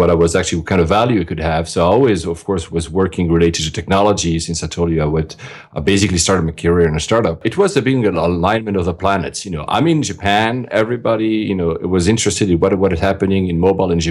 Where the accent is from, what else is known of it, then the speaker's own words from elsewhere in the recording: Geneva, Switzerland; I was born and raised in Switzerland, in Geneva.